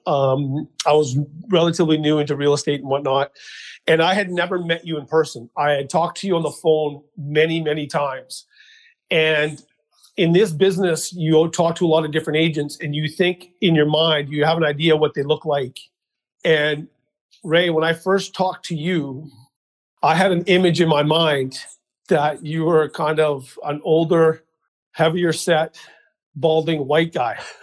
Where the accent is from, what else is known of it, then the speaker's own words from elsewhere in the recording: Mission, British Columbia, Canada; also born or lived in Abbotsford; I was born and raised in Mission, BC